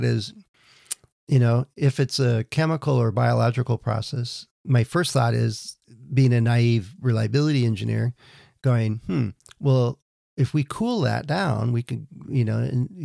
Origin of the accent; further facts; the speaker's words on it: California, United States; I'm from California